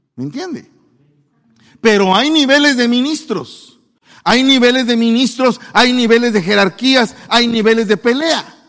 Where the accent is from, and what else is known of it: Guatemala; accent: chapín